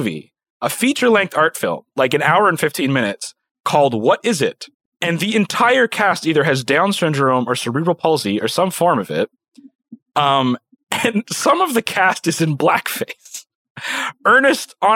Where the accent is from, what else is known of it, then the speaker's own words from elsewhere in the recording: Little Pond, Prince Edward Island, Canada; I was born in Little Pond, Prince Edward Island